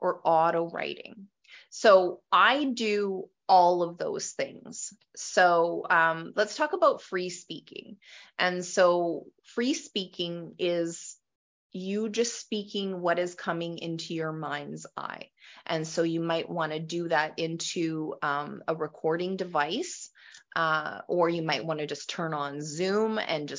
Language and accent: English; Western Canada, Canada; I am from Western Canada